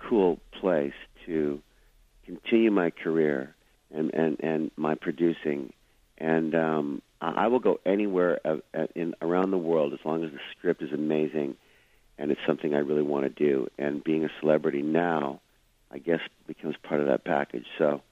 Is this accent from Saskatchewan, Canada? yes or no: yes; Saskatoon, Saskatchewan, Canada; moved away; grow up in a small, beautiful little home in Saskatoon